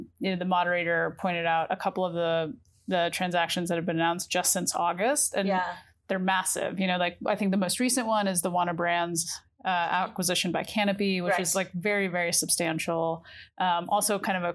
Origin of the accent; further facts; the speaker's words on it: New York, United States; as a New Yorker